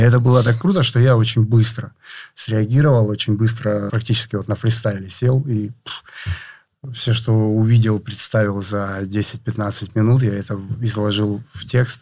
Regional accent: Rostov-on-Don, Rostov Oblast, Russia

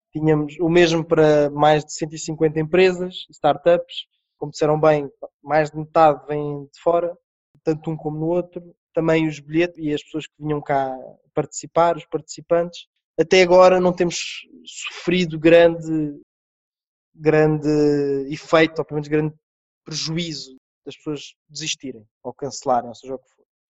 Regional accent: Portugal; nós, como portugueses

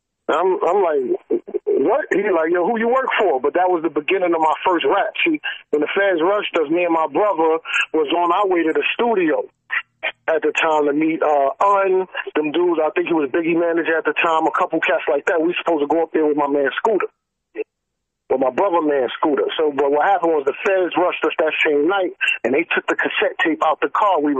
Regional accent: New York City, New York, United States; I'm from East New York, Brooklyn. Pink Houses Project

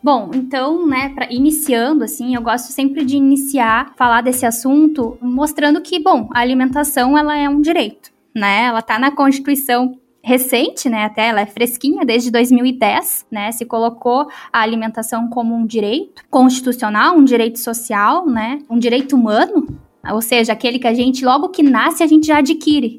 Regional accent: the South, Rio Grande do Sul, Brazil; accent: southern; Pelo sotaque vocês viram que eu sou aqui do Sul.

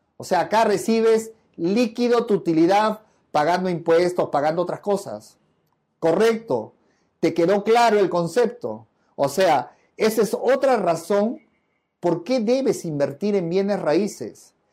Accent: Peru; como buen peruano

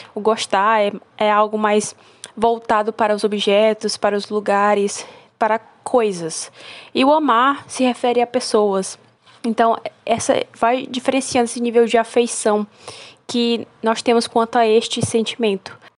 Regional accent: Brazil; Porque é minha terra, é meu lugar

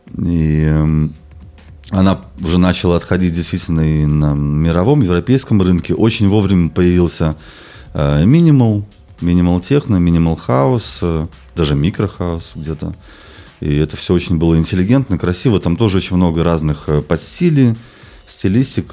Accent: Belarus; moved away as an adult; also born or lived in London; я родом из Беларуси

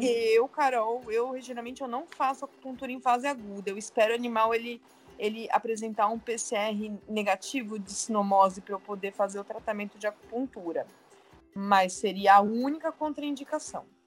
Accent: Santos, São Paulo, Brazil; Eu sou de Santos

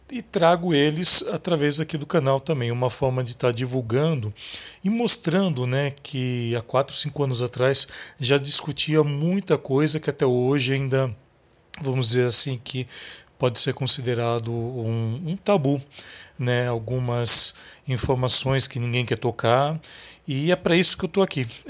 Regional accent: interior of São Paulo, Brazil; Eu venho de uma cidade do interior, aqui de São Paulo

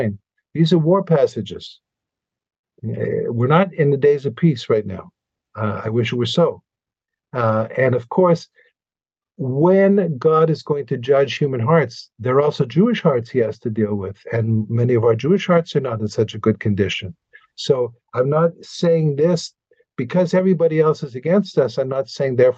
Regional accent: Montreal, Quebec, Canada; now in Israel; you and I were raised in Montreal

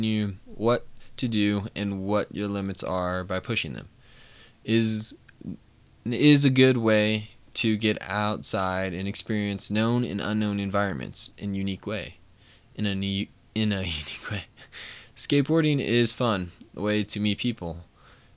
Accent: Colorado, United States; I'm 19, I'm from Colorado

